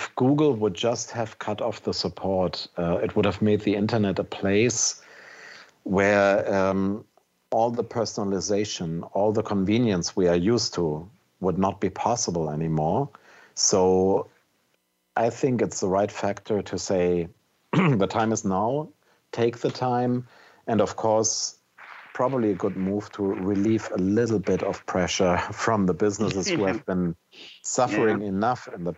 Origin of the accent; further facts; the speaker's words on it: Germany; As a German